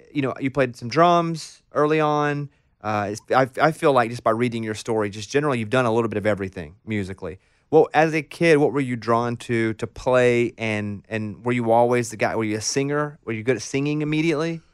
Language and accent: English; Arkansas, United States; I grew up in Arkansas, in a r, very rural town in Arkansas.